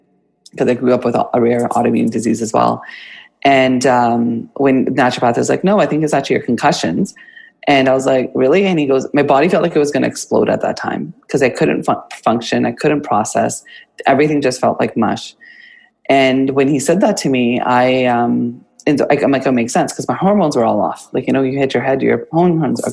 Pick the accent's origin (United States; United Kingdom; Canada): Canada; Kamloops, British Columbia; now in Vancouver, Canada; born and raised in Canada, Kamloops